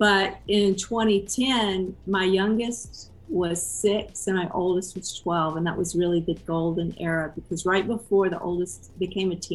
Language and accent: English; Georgia, United States; now in Austin, United States; I grew up in Georgia